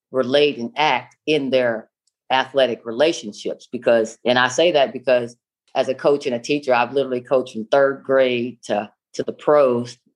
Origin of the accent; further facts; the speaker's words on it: Stringtown, Oklahoma, United States; I grew up in a small town in Oklahoma, about a population of 400, called Stringtown, Oklahoma.